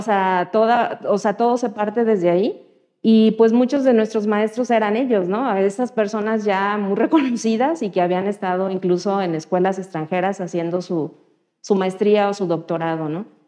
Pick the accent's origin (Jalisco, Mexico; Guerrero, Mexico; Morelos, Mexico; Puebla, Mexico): Guerrero, Mexico; Chilpancingo; soy nacida en Guerrero, en Chilpancingo, Guerrero. Y ahí estudié mi carrera